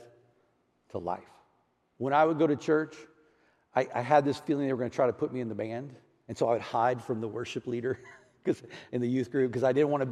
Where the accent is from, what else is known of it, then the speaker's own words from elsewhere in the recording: Houston, Texas, United States; moved away; I grew up in Houston, Texas, a little area called Clear Lake City